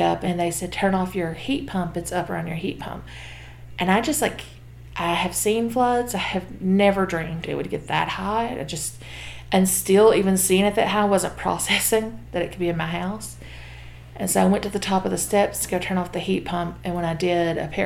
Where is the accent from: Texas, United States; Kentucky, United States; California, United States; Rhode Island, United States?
Kentucky, United States; McRoberts; now in Jenkins, United States; I'm originally from McRoberts, Kentucky. Recently moved to Jenkins, Kentucky